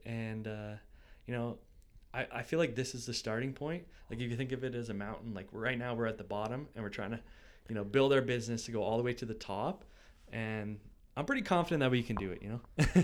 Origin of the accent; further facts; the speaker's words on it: Ancaster, Ontario, Canada; also born or lived in Burlington / Brantford / Dundas; I grew up in Ancaster